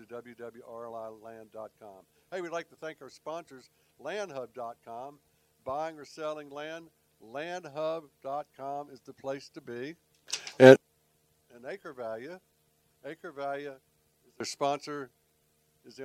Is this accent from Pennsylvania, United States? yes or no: no; Charlotte, North Carolina, United States; I grew up in Charlotte